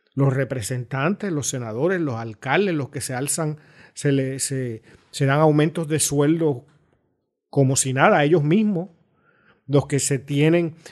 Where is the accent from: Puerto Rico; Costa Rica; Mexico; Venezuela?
Puerto Rico; me puedo sentir orgulloso de que eso existe en mi país